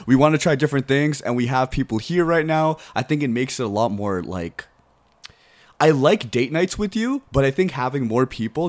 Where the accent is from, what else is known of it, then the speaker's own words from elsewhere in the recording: East Coast, United States; I am from the East Coast, and I stick by it. I don't care.